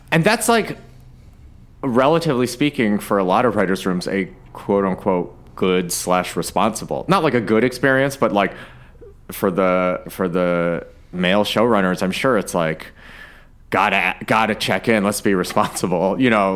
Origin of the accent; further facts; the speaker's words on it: Ann Arbor, Michigan, United States; I was born in Ann Arbor